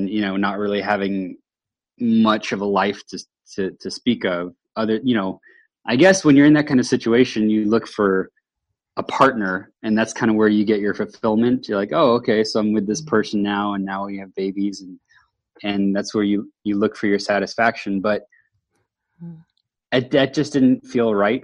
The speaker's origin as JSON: {"language": "English", "town": "Houston", "region": "Texas", "country": "United States", "also_born_or_lived": "Austin, Texas", "moved": "as an adult", "lives_now": "Seattle, United States", "said": "I'm originally from Houston, Texas, and made my way up here 7 years ago"}